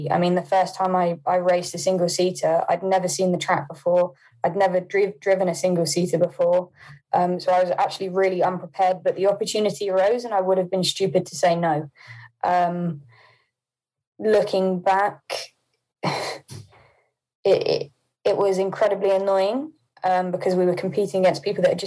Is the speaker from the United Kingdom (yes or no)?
yes; Poole, South West England, United Kingdom; also born or lived in Hampshire; now in Milton Keynes, United Kingdom; So I was born in Poole. I then did live in Hampshire for a while, near Headley, but I've not been there for maybe 4 or 5 years now.